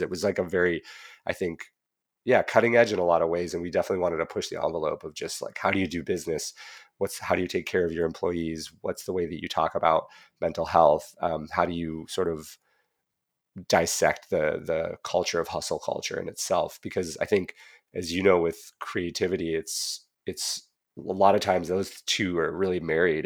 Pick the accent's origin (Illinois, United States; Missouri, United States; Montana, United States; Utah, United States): Montana, United States; Whitefish; now in California, United States; I grew up in Whitefish